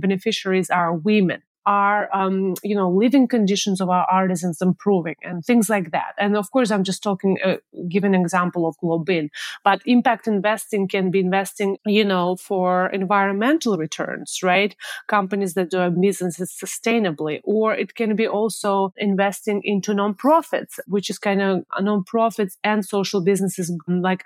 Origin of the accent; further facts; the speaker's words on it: Moscow, Russia; now in San Francisco, United States; my hometown in Moscow, Russia